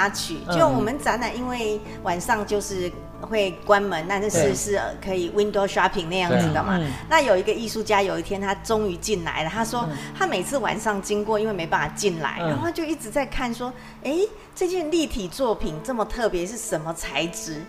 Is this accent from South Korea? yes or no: no; Taiwan; 其实我们台湾。土生土长哦